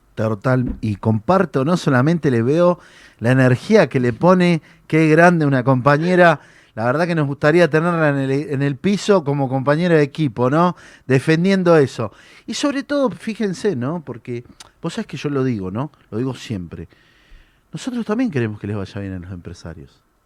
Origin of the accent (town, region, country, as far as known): Argentina